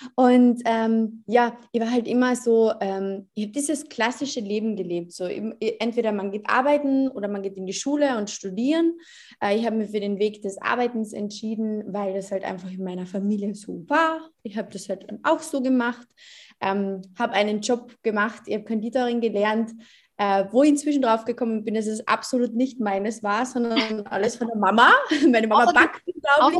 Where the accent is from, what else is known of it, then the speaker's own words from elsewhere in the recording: Carinthia, Austria; ich bin 23 Jahre alt, ich komme aus Kärnten